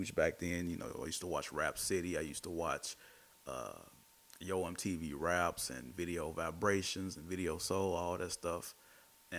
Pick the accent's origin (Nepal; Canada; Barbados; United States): United States; Chicago, Illinois; I'm from the Austin neighborhood.